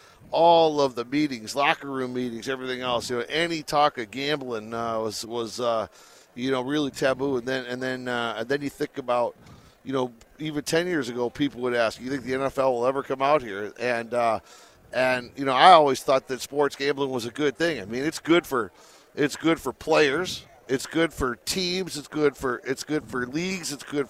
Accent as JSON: {"language": "English", "town": "Detroit", "region": "Michigan", "country": "United States", "moved": "as an adult", "lives_now": "Las Vegas, United States", "said": "I came out here 18 years ago, so I've been out here for a while. But I'm originally from Detroit."}